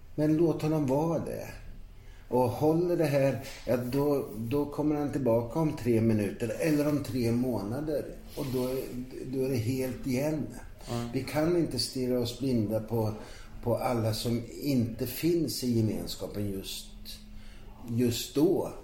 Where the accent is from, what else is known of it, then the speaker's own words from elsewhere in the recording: Ankarsholm, Sweden; i brukssamhället Ankarsholm där jag växte upp